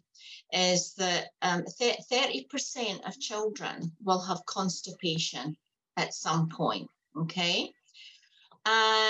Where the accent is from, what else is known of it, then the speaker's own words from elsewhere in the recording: Fife, Scotland, United Kingdom; moved away as an adult; now in Hastings, New Zealand; I'm not a New Zealander. I've come out from Fife in Scotland